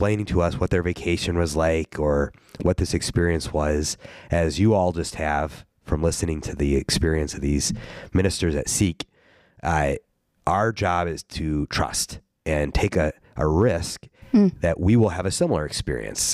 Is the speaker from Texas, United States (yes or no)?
no; Ohio, United States; moved away; I am from Ohio